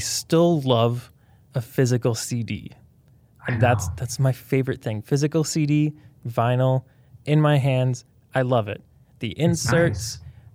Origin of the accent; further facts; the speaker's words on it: Canada; as Canadian